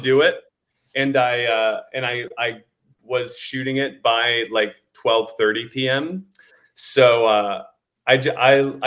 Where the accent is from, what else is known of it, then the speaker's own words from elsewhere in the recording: Indiana, United States; I'm from the Midwest as well. I'm from Indiana